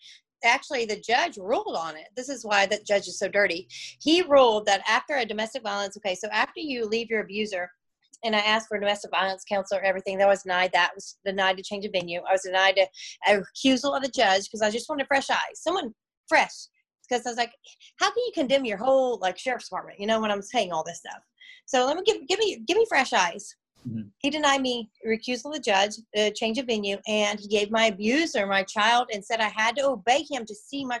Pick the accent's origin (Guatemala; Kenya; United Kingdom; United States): United States; Orlando, Florida; born there; I was born in Orlando, Florida. Yes. I was born in Orlando.